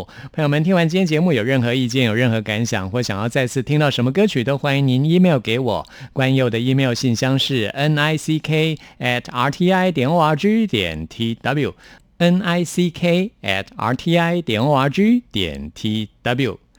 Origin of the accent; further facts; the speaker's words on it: Taipei, Taiwan; 所以我我是真的在台北出生长大的。